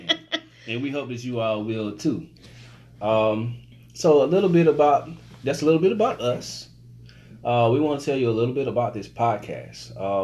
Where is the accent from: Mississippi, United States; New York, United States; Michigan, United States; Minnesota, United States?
Mississippi, United States; Jackson; moved away as an adult; also born or lived in Philadelphia; now in Mooresville, United States